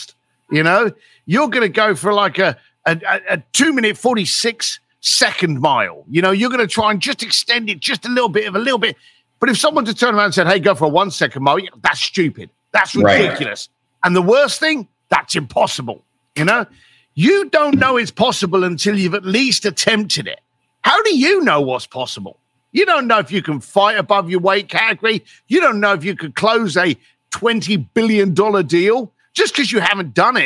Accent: London, United Kingdom; I was a bricklayer from East London, and I had no money

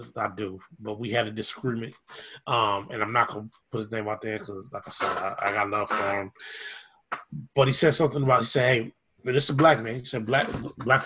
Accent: Minneapolis, Minnesota, United States; I grew up in South Minneapolis dealing with this stuff.

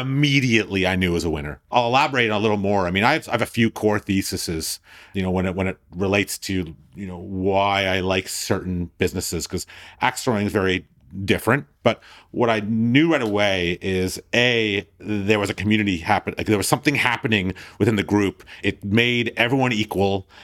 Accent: Thornhill, Ontario, Canada; I'm this Jew from Thornhill

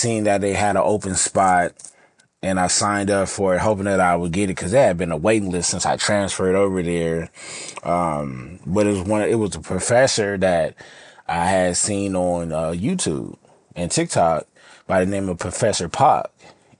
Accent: California, United States; Now, again, I'm from Cali, you know what I'm saying?

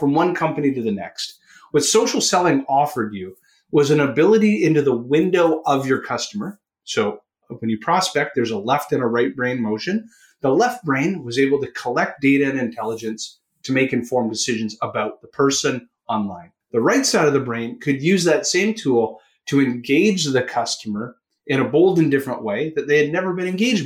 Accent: Canada; accent: Canadian; If you can hear it from my accent, I am a Canuck.

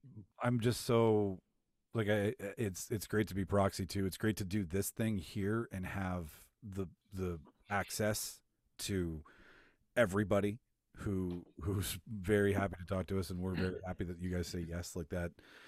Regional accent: Manitoba, Canada; born or raised there

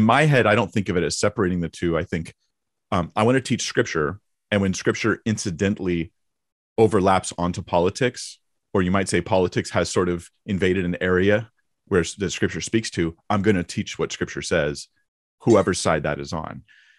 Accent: California, United States; I grew up in Orange County. Well, North Orange County.

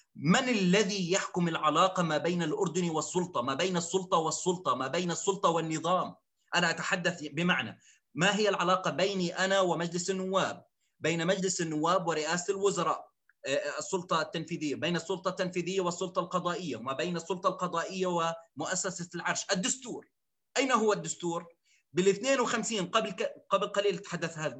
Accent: Zarqa, Zarqa Governorate, Jordan; انا ابن الزرقاء

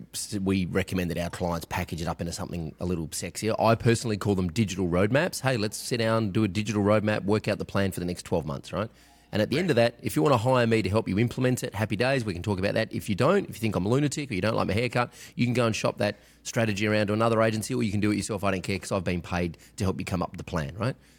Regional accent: Australia; I'm Australian

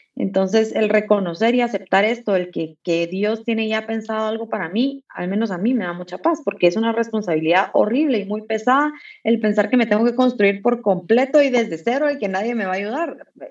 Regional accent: Guatemala

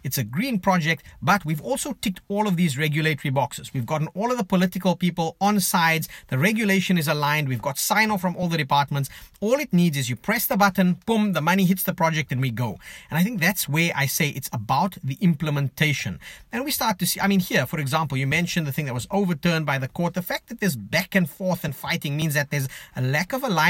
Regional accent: South Africa; now in Canada; I'm South African.

